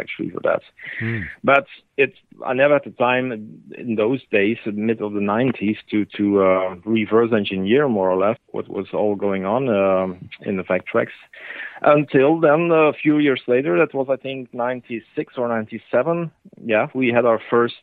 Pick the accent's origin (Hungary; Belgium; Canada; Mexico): Belgium; here in Belgium